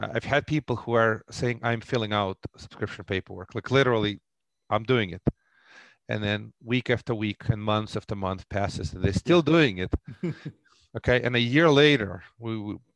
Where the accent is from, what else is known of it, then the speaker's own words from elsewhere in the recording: Russia; moved away; Originally, I grew up in the former Soviet Union.